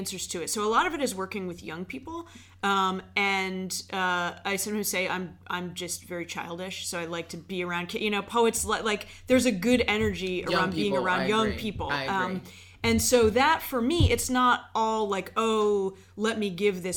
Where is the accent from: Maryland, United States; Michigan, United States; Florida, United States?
Maryland, United States; Bethesda; also born or lived in Iowa; now in Baltimore, United States; I grew up in Bethesda. So I lived from, like, when I was 5 years old to when I went off to school here